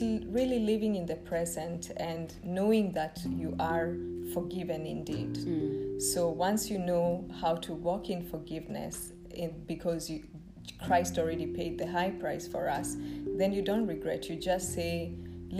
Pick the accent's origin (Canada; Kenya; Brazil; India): Kenya; moved away as an adult; now in Rome, Italy; upping and leaving my home country